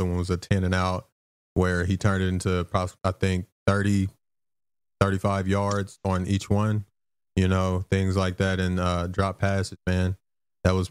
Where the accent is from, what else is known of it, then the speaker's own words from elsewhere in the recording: Arkansas, United States; moved away; back where I'm from, I'm from Arkansas